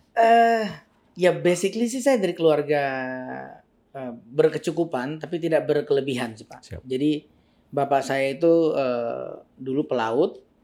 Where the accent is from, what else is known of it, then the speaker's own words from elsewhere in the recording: LNG Arun, Sumatra, Aceh, Indonesia; moved away as an adult; also born or lived in Jakarta; saya sekolahnya di Taman Siswa LNG Arun ini, hmm. dari SD SMP itu